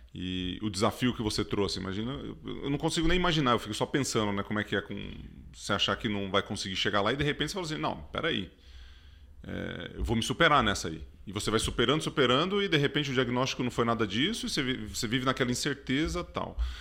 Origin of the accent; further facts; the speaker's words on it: Ituverava, São Paulo, Brazil; quando era moleque lá em Ituverava, né, que eu sou quase mineiro